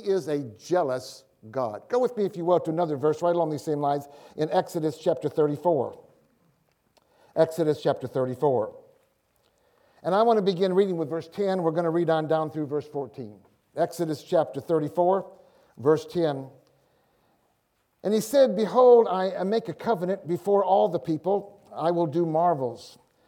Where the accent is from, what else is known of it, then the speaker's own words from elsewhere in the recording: Michigan, United States; moved away as an adult; also born or lived in Tulsa; I'm from Michigan.